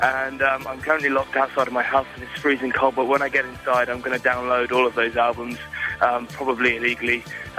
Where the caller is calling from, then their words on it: Dublin, Leinster, Ireland; I'm calling from Dublin in Ireland